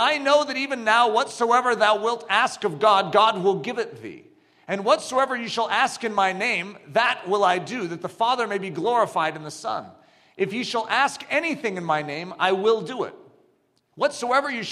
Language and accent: English; United States; I grew up in America